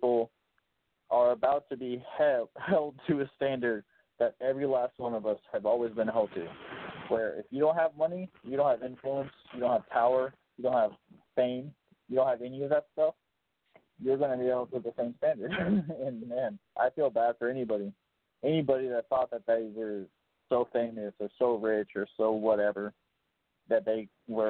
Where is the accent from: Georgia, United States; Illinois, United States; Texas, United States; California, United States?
Illinois, United States; Chicago; I'm from Chicago